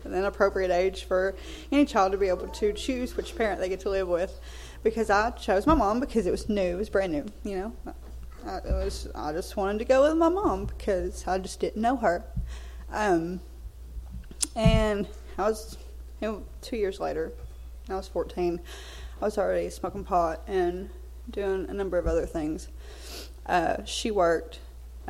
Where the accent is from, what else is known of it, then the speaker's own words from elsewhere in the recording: Belton, United States; moved away as an adult; also born or lived in San Francisco, California; I'm actually from over here in Belton.